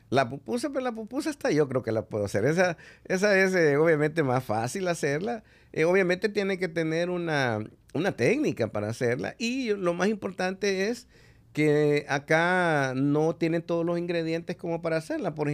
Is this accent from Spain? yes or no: no; El Salvador; moved away as an adult; yo soy salvadoreño